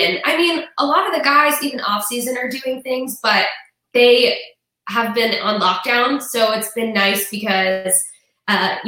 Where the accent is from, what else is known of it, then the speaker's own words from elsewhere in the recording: Florida, United States; I'm from Overton. I grew up here and never left.